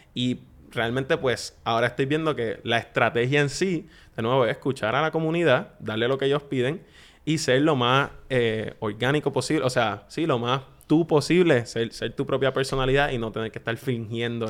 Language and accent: Spanish; Puerto Rico; accent: Puerto Rican; yo me voy a hablar como puertorriqueño, como yo, como hablo con mis amigos